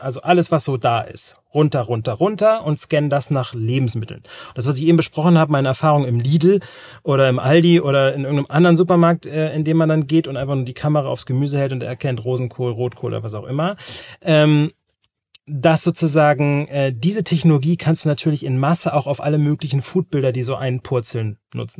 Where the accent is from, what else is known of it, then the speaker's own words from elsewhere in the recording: North Sea coast, Germany; moved away; in einem Dörfchen, da wo ich groß geworden bin, an der Nordseeküste